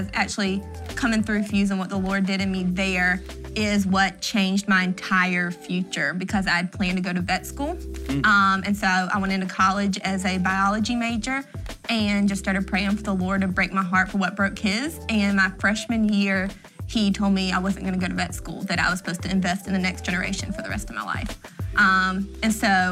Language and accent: English; Timmonsville, South Carolina, United States; I'm from actually a really small town outside of Florence called Timminsville.